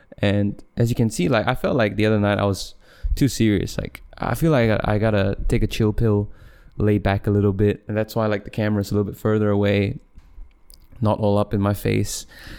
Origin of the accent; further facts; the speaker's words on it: Malaysia; I ethnically I'm Chinese, but I was born in Malaysia, and if you, and so I don't identify as a person from mainland China